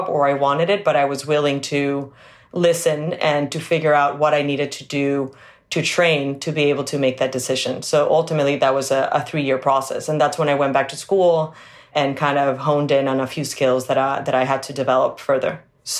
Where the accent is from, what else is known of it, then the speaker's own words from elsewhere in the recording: Venezuela; moved away; also born or lived in New York; So I grew up in Venezuela. That's where I was born and went to school.